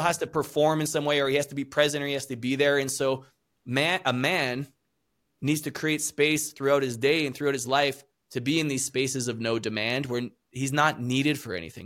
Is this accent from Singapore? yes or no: no; Canada; also born or lived in South America; I'm originally from Canada